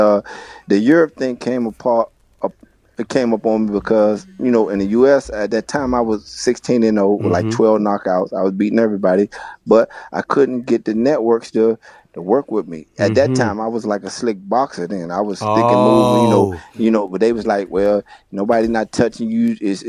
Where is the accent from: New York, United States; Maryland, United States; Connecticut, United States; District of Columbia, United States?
District of Columbia, United States; Washington; moved away; also born or lived in Florida; when I was a little kid growing up in Washington, D.C.